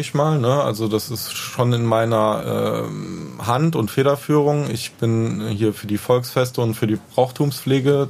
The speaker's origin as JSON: {"language": "German", "town": "Neuwied", "region": "Rhineland-Palatinate", "country": "Germany", "also_born_or_lived": "Bonn", "said": "Ich komme aus Heimbach-Weiß"}